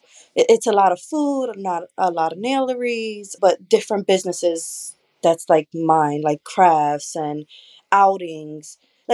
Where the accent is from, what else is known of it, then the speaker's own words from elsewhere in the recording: Philadelphia, Pennsylvania, United States; I was born and raised around the Kensington area